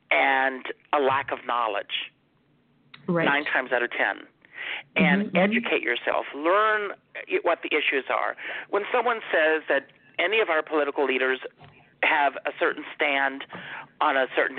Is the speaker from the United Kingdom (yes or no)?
no; South Carolina, United States; I had a great mentor when I was growing up in South Carolina.